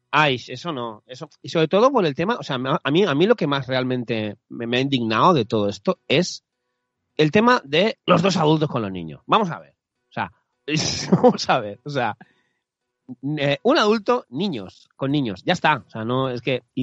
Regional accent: Catalonia, Spain; Yo soy de Cataluña

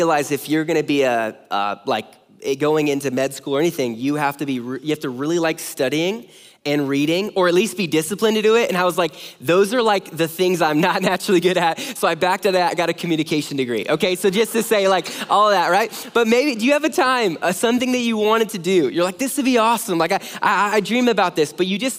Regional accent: near Los Angeles, Southern California, United States; now in Omaha, United States; I grew up in Southern California

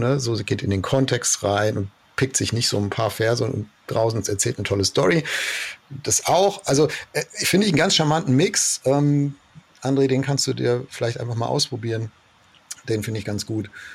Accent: Germany; wir lieben ja als Deutsche

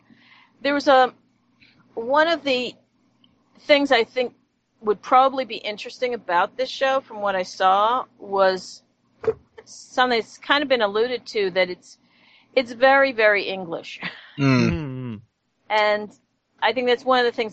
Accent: United States; I'm American

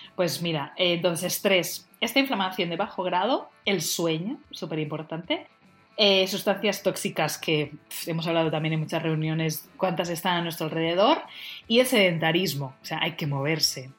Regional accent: Tordera, Catalonia, Spain; yo soy de Tordera, de un pueblo al lado

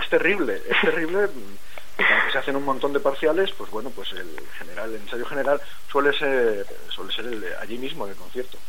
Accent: Valencian Community, Spain; now in Burgos, Spain; yo soy saxofonista, eh, soy valenciano

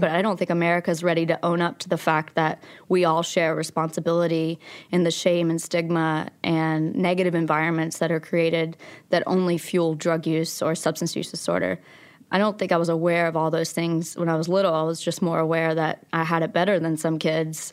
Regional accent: Logan, West Virginia, United States; also born or lived in Abingdon, Virginia; I was born in Abingdon, Virginia, and I grew up in Logan, West Virginia.

